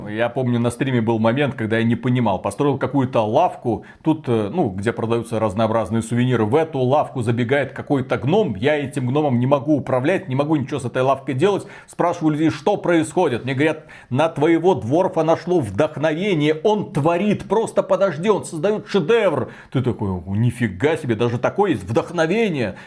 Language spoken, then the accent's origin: Russian; Belarus